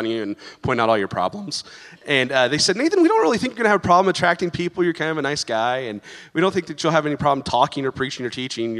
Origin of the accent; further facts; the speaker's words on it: Kansas, United States; I grew up in Kansas